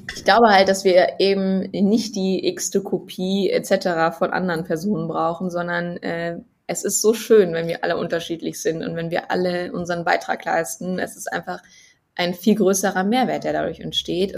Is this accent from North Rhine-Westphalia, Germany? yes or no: yes; Bergisches Land, North Rhine-Westphalia, Germany; ich bin ja kein Kölner Mädel, sondern eher so ein Bergisches